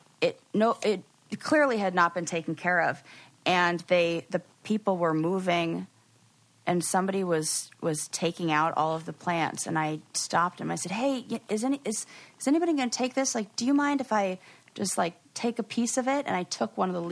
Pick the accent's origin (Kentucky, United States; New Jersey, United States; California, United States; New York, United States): California, United States; growing up in California